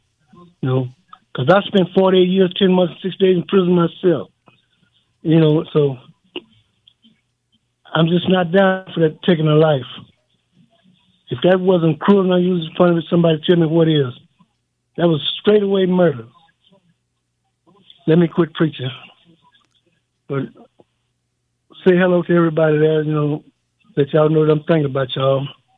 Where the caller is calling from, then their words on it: Texas, United States; Well, I just called to tell all the fellas hello. I'm from Luskin and Styles Unit.